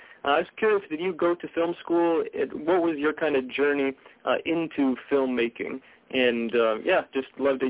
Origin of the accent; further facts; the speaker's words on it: North Dakota, United States; I was born and raised in North Dakota, and there's not exactly a film scene out here.